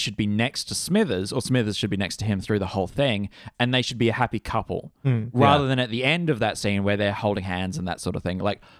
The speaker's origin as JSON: {"language": "English", "country": "Ireland", "said": "But I'm Irish, so I like potato."}